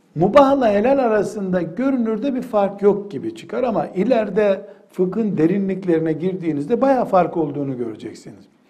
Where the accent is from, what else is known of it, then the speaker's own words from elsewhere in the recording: Black Sea Region, Turkey; Ben Karadenizliyim.